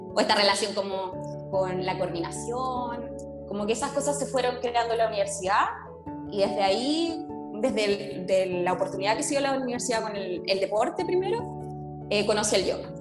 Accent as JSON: {"language": "Spanish", "town": "San Vicente de Tagua Tagua", "region": "O'Higgins", "country": "Chile", "moved": "as an adult", "lives_now": "Valparaíso, Chile", "said": "soy de San Vicente. Llegué acá a Valparaíso en 2008, llegué a estudiar"}